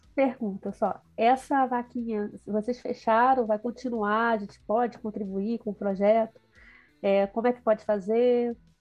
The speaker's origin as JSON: {"language": "Portuguese", "region": "Rio de Janeiro", "country": "Brazil", "tie": "born or raised there", "said": "eu cresci na região sudeste, né, no Rio de Janeiro"}